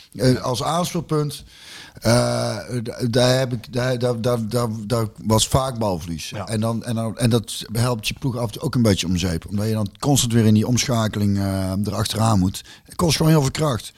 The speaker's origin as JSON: {"language": "Dutch", "area": "near Loosbroek", "region": "North Brabant", "country": "Netherlands", "said": "Loosbroek. Dus dat is ook vlakbij waar ik vandaan kom"}